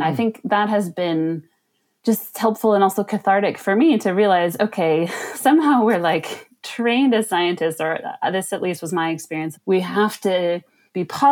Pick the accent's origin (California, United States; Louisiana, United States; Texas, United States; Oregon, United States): California, United States; Bay Area; I'm from the Bay Area in California.